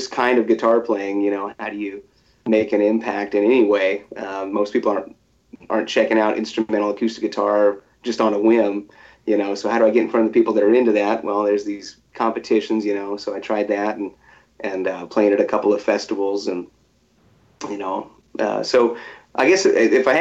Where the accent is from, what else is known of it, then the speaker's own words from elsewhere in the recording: Topeka, Kansas, United States; I'm from Topeka, Kansas.